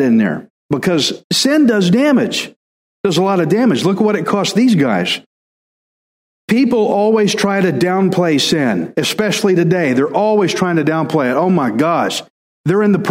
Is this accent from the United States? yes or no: yes; Alabama, United States; I'm from Al, and I'm a redneck